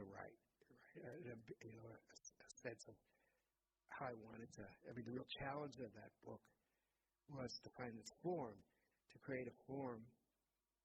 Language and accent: English; Massachusetts, United States; also born or lived in Mexico City; now in New York, United States; I grew up in Massachusetts, you know, from here, and always with this, like, deep sense of divided belonging between New England and Guatemala